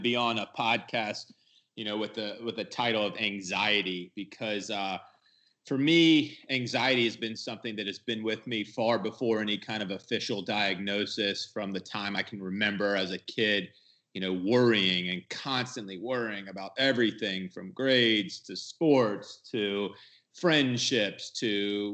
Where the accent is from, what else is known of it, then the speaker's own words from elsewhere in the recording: Georgia, United States; moved away as an adult; also born or lived in Madison, Wisconsin; I'm from Georgia, but I was up in Madison, Wisconsin. I wanted to get as far away from home as possible